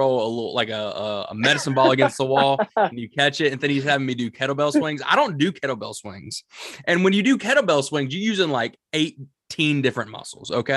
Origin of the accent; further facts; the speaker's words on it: the South, United States; I'm from the South and I've never seen snow before, even though I've seen it 1,000 times